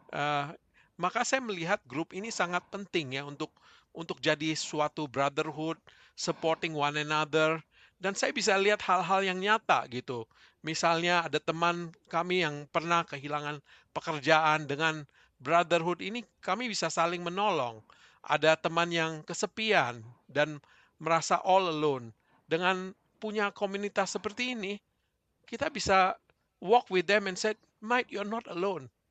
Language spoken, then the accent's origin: Indonesian; Indonesia; moved away as an adult; now in Melbourne, Australia; kami dari Indonesia itu punya waktu punya teman-teman dekat di Indonesia gitu. Begitu kami ke Melbourne, mempunyai keluarga